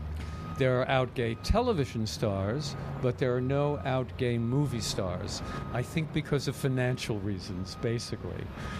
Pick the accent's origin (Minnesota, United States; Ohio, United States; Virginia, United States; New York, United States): New York, United States; New York City; I was a non-athletic kid growing up in Brooklyn.